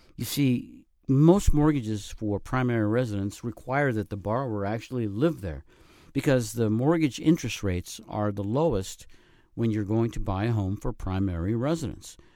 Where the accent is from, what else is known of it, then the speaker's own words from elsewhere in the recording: plains of Colorado, United States; now in Northern Nevada, United States; I grew up in the Midwest, actually in the plains of Colorado